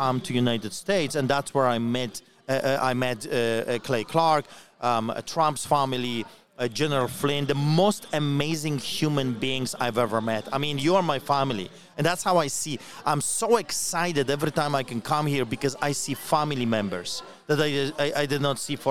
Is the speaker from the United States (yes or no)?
no; Poland; now in Canada; I grew up in Poland under Solidarity Movement